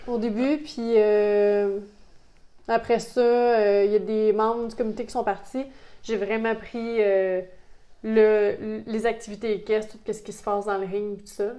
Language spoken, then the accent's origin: French; Sainte-Sophie-d'Halifax, Quebec, Canada; je suis né dans ce village-là, puis c'est ça, maintenant j'y habite